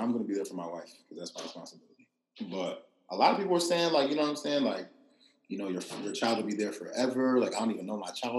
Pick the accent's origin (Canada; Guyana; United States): United States; Maryland; also born or lived in Nigeria; No, I'm not claiming D.C. I claim Maryland. I'm from Maryland.